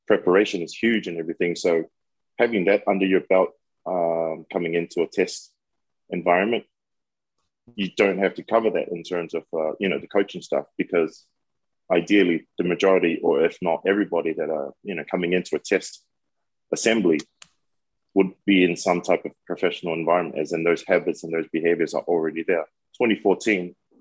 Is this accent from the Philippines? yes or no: no; New Zealand; moved away; growing up in New Zealand